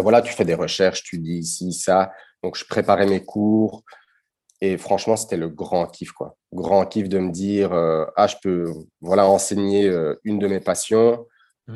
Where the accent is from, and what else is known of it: Brussels, Brussels-Capital Region, Belgium; born or raised there; first language Dutch; French is a second language